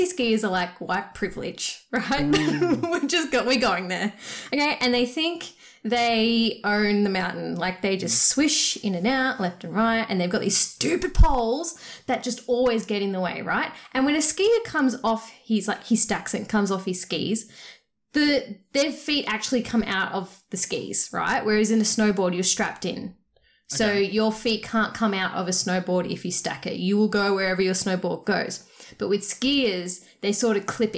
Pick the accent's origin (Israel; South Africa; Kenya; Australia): Australia; I'm Australian with Hungarian background. I was born here